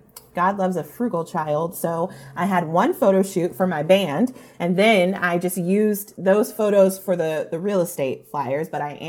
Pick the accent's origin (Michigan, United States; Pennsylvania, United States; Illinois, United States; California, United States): California, United States; I grew up in Orange County, California.